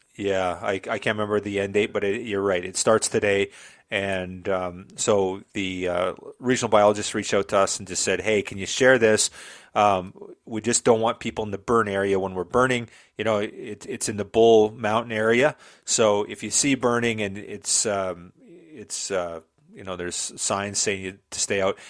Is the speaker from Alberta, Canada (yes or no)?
yes; Southern Alberta, Canada; born and bred in Southern Alberta, grew up on a farm in the middle of nowhere.